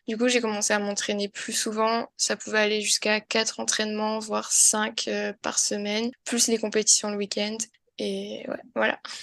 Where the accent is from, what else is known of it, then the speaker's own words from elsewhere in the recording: south of France, France; je suis originaire du sud de la France